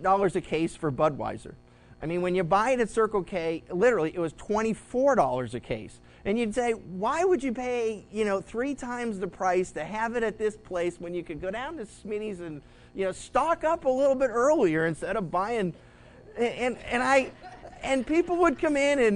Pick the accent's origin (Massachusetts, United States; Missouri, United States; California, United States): Massachusetts, United States; when I grew up in Massachusetts